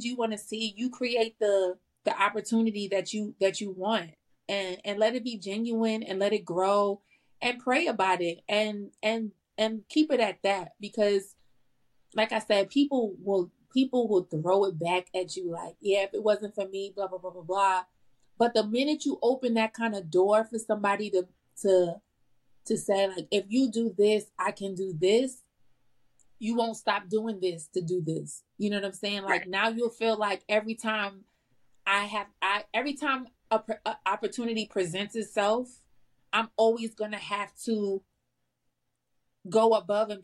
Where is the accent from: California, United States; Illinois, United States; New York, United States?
New York, United States; New York City; I'm from the Bronx and the Bronx is very different